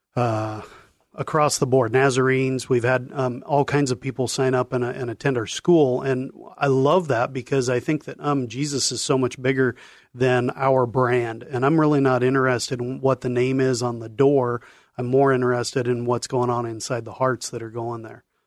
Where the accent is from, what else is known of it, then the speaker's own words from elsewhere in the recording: Longview, Washington, United States; Grew up in, in Longview, Washington, uh, born and raised